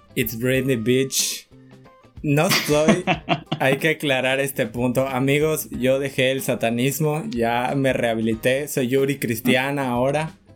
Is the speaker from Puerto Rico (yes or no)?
no; Quintana Roo, Mexico; also born or lived in Yucatán; now in Mérida, Mexico; no soy yucateco, soy quintanarroense